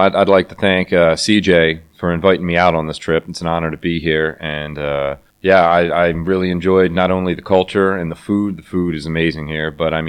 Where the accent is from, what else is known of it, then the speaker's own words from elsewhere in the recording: Northeast, United States; because I grew up in the Northeast.